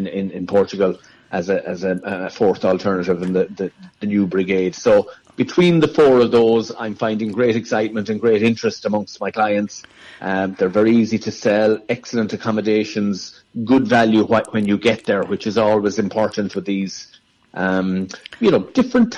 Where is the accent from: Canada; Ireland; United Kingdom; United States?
Ireland; County Clare, Munster; we're all from County Clare